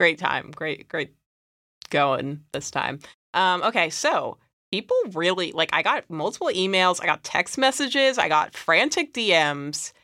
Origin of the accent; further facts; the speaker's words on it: United States; we're from America